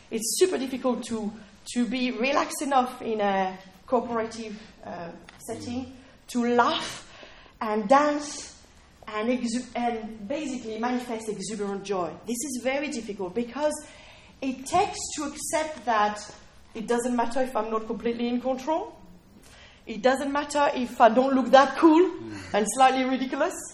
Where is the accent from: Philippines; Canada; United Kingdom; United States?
United Kingdom; I was saying, well, no, we're British, right? We, we're British, we've got really, really, you know.